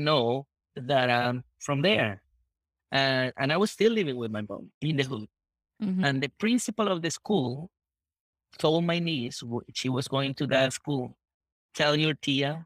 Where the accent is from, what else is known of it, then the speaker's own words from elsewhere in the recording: Puerto Rico; moved away as an adult; also born or lived in Miami; now in Laredo, United States; it was awesome growing up in Puerto Rico.